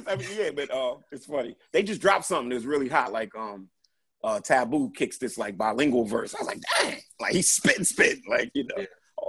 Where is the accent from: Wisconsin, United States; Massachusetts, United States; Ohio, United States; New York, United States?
New York, United States; New York City; growing up in Brooklyn